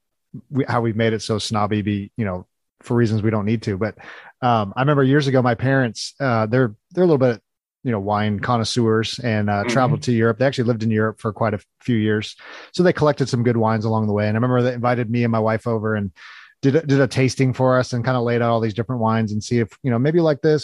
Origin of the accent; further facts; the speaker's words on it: California, United States; now in Missouri, United States; I'm actually originally from California